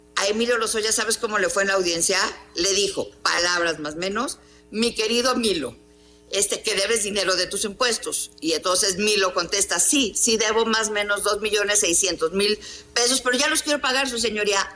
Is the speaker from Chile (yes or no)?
no; Mexico; como mexicanos